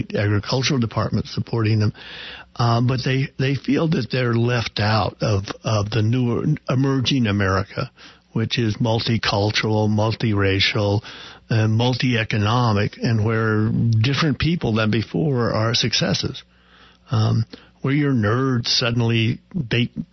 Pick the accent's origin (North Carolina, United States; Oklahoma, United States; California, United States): Oklahoma, United States; growing up in Oklahoma